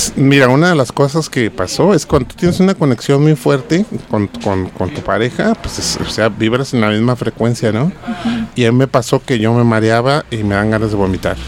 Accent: Mexico; aquí en México

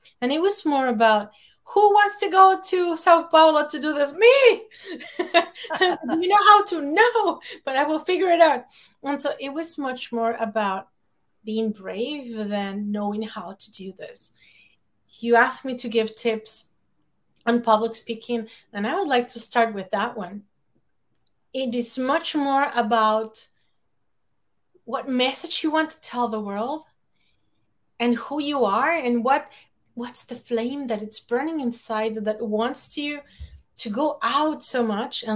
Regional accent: Mexico City, Mexico; English is a second language; moved away; I grew up in Mexico City. It used to be called DF, and now it's like Mexico City

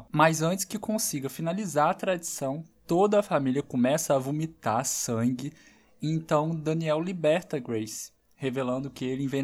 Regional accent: Brazil; é que eu sou brasileira.

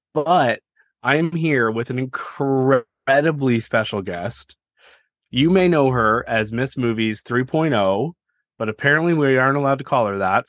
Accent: Canada; I'm Canadian

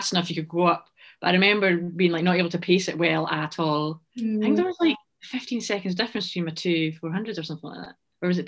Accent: Scotland, United Kingdom; I'm a Scottish runner

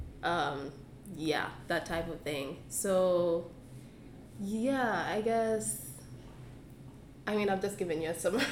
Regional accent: Uganda; now in Canada; I'm from Uganda, yeah. And, like, I mean, my whole background, like, everything growing up in Uganda, that's me

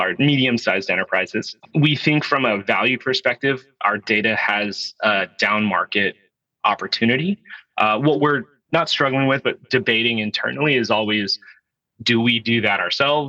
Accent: California, United States; now in Portland, United States; I'm originally a Californian. I live now in Portland, Oregon.

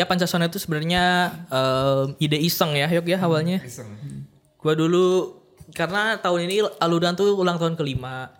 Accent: Bandung, West Java, Indonesia; kita malu sebagai orang Bandung dan orang Sunda

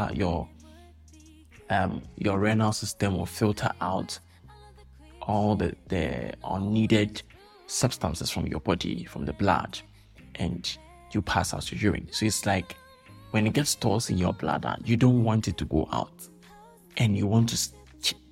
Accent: Ghana; I'm a Ghanaian, so I have to use the Ghanaian culture

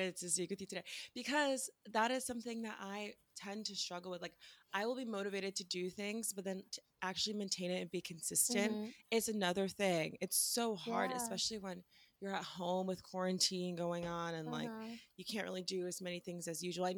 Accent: Washington, District of Columbia, United States; I'm from Washington, D.C. I live here right now

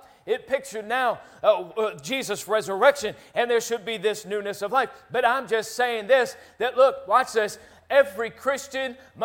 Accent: Philadelphia, Pennsylvania, United States; when I was a kid growing up in Philly

